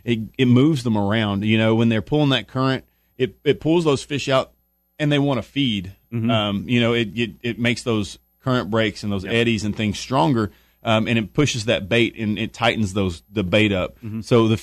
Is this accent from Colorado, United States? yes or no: no; Texas, United States; You know, I'm from Texas, and right now you wake up and it's about 100